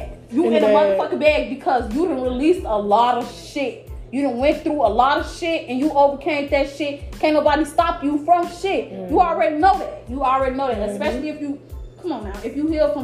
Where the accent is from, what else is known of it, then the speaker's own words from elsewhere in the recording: Chicago, Illinois, United States; I'm from Chicago